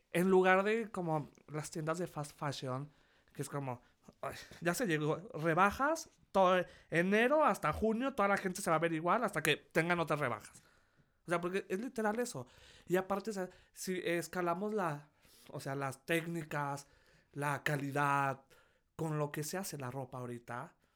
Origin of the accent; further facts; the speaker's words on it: Durango, Mexico; moved away as an adult; now in Mexico City, Mexico; Yo llevo siete años aquí en la Ciudad de México. Bueno, pero si no lo saben, soy de Durango